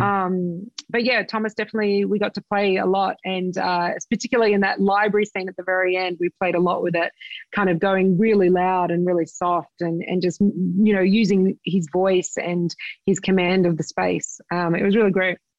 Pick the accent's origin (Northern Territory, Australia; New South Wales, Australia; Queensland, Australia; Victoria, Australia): New South Wales, Australia; Sydney; my hometown in Sydney Australia